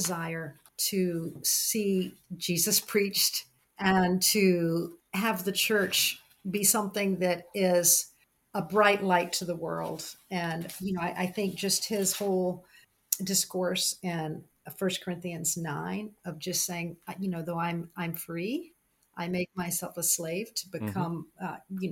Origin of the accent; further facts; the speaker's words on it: the South, United States; growing up in the South